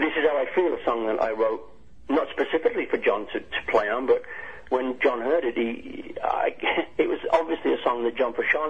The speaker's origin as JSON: {"language": "English", "country": "United Kingdom", "said": "I'm British as well"}